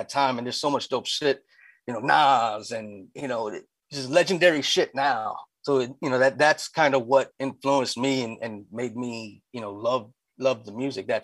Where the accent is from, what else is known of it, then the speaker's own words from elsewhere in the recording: Lancaster, Pennsylvania, United States; also born or lived in Union City, New Jersey; I came here when I was young. I was from Jersey, but okay. I've been in Lancaster since elementary school.